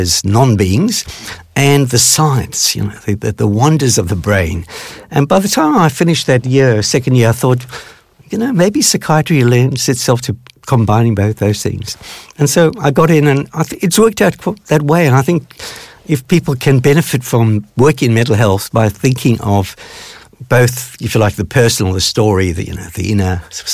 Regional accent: South Africa; growing up in South Africa, which at that time was apartheid run

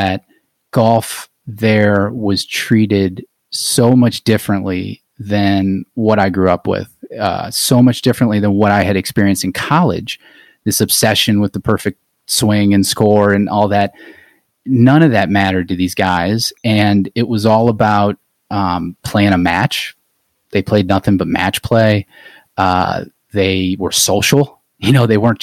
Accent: Akron, Ohio, United States; I grew up in Akron

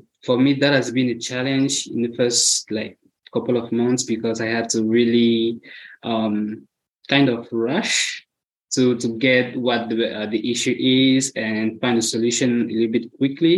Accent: Cameroon; moved away as an adult; now in United States; I'm from Cameroon. I've been in the US for 8 years now

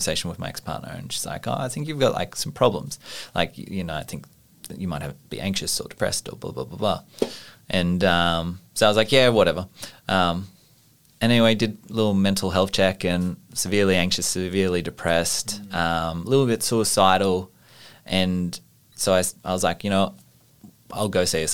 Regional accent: Orange, New South Wales, Australia; I knew plenty of people in my hometown who passed away from suicide in Orange in New South Wales

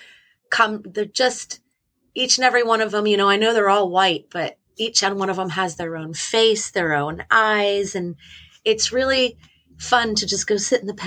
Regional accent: Damascus, Maryland, United States; I'm from Damascus, Maryland

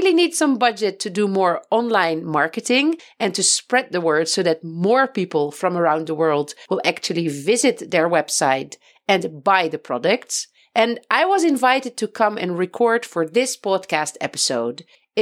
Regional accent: Netherlands; moved away as an adult; now in Beit Safafa, Palestine

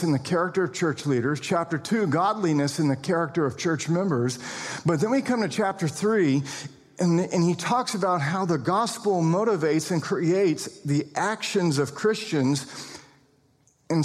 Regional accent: United States; we're also citizens of the kingdom of the United States of America. We're American citizens.

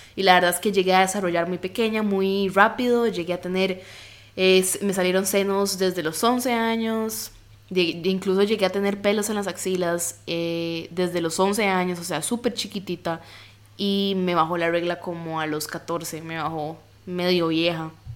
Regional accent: Costa Rica; soy de Costa Rica y tengo un cuerpo latino

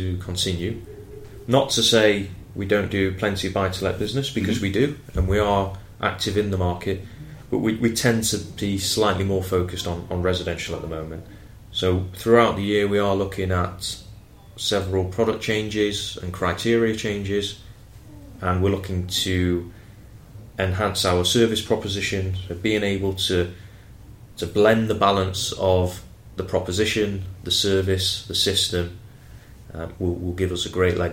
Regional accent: Manchester, North West England, United Kingdom; moved away as an adult; now in London, United Kingdom; I started my career as a cashier in a Halifax bank in my hometown in Manchester

